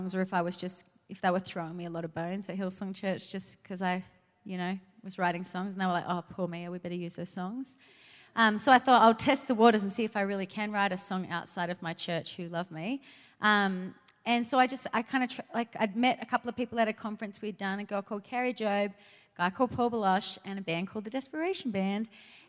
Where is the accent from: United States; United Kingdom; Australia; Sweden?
Australia; Sydney, New South Wales; I'm originally from Australia, from Sydney.